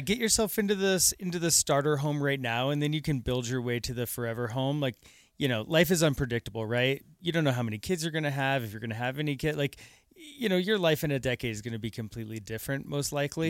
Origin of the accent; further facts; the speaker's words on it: Aurora, Colorado, United States; moved away as an adult; also born or lived in Lakewood, Colorado; I'm a, I'm a native. Uh, I grew up, actually, I grew up out in Aurora